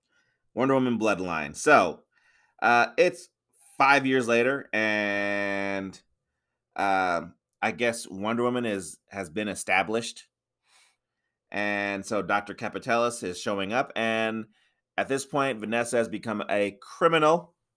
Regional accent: United States; I'm American

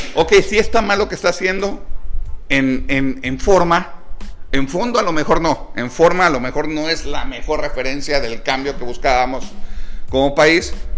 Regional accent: Mexico

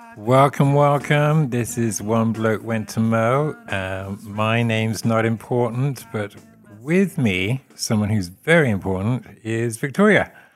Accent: Forest of Dean, South West England, United Kingdom; moved away as an adult; now in West Plains, United States

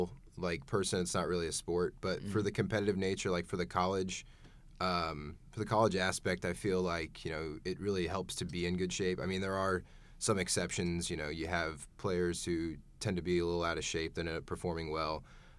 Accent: Tulsa, Oklahoma, United States; moved away as an adult; also born or lived in Broken Arrow, Oklahoma; now in Saint Charles, United States; I'm from Tulsa, Oklahoma.

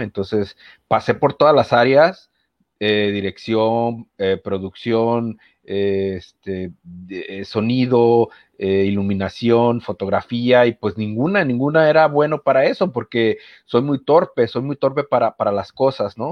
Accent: Manzanillo, Colima, Mexico; yo soy de Manzanillo, Colima

